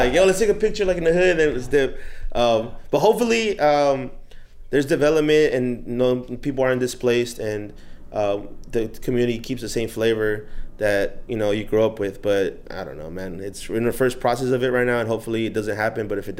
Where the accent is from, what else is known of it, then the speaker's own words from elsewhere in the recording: Inglewood, California, United States; Inglewood, California.